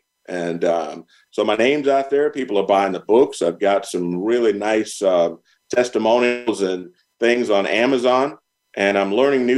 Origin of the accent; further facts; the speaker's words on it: Red Springs, North Carolina, United States; moved away as an adult; also born or lived in Lumberton, North Carolina / Germany; I'm from Red Springs